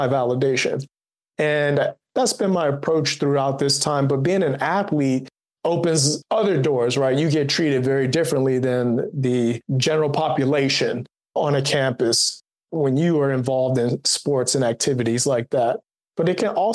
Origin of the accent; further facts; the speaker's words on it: Washington, District of Columbia, United States; moved away; I was born and raised right in Washington, D.C., born in Southeast, grew up in Northwest Washington, D.C.